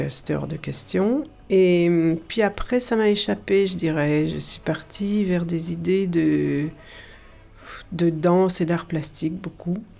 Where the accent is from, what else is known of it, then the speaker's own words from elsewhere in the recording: Brussels, Brussels-Capital Region, Belgium; now in Montpellier, France; j'étais dans une école qui n'était pas, euh, qui était en Belgique